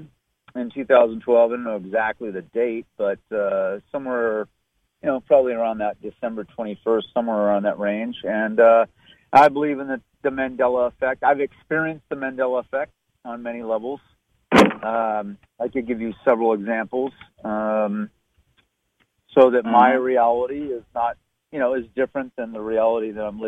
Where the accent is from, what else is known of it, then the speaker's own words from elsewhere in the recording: Southern California, United States; I was born in Southern California in 1968